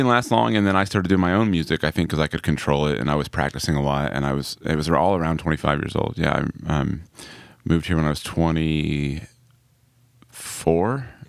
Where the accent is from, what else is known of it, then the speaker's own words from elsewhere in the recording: Atlanta, Georgia, United States; I grew up in Atlanta and I played music